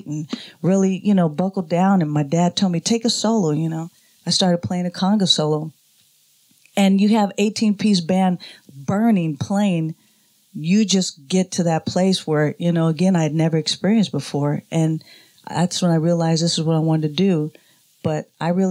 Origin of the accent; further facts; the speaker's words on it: Oakland, California, United States; Born and raised in Oakland, California.